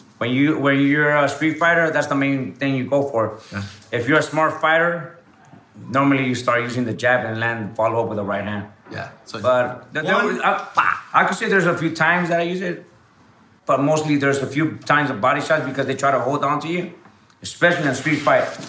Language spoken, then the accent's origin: English; Los Angeles, California, United States; also born or lived in Honduras; Honduras, and I grew up in Van Nuys, California.